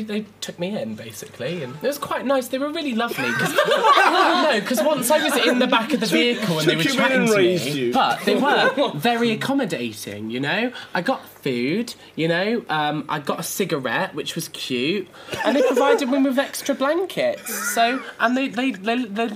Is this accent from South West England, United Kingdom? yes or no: yes; Cornwall, South West England, United Kingdom; I'm from Cornwall